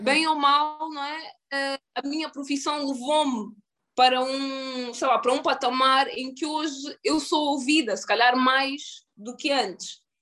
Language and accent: Portuguese; Luanda, Luanda Province, Angola; moved away as an adult; also born or lived in United States; Em relação à minha infância em Angola